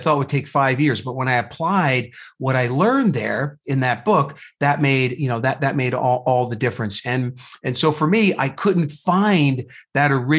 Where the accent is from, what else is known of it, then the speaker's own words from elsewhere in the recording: New Jersey, United States; moved away as an adult; also born or lived in Indiana; now in Phoenix, United States; So I was born and raised in New Jersey